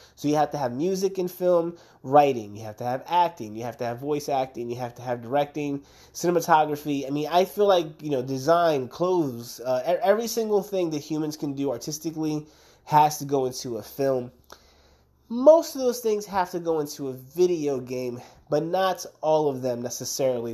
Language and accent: English; Camden, New Jersey, United States; moved away; I grew up in Camden, New Jersey